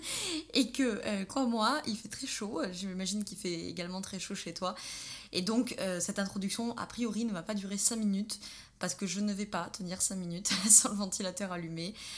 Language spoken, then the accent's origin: French; Drôme provençale, Auvergne-Rhône-Alpes, France; nous sommes originaires de Drôme provençal